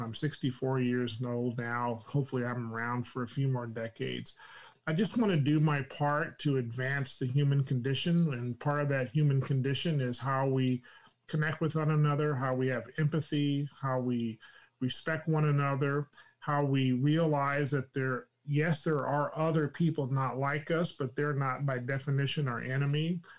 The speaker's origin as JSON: {"language": "English", "region": "California", "country": "United States", "accent": "Californian", "said": "I talk like I'm from California"}